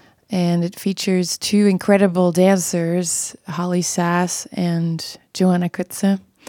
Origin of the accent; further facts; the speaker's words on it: Belgium; moved away as an adult; now in Brooklyn, United States; my home country, Belgium.